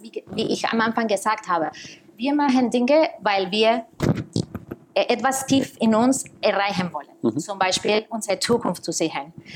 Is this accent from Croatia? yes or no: no; Costa Rica; German is a second language; moved away as an adult; also born or lived in New York; now in Germany; Ich komme aus Costa Rica